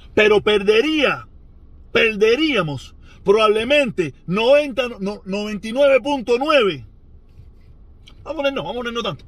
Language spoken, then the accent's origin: Spanish; Cuba; now in United States; los cubanos, instantáneamente que salimos de Cuba